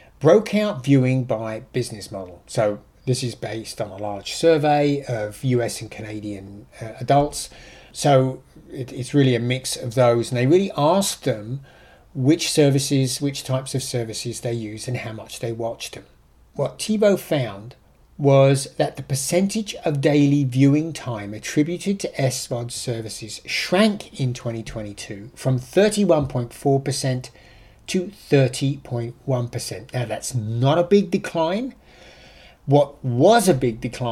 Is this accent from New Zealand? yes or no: no; United Kingdom; accent: British; now in United States; I'm an ex-Brit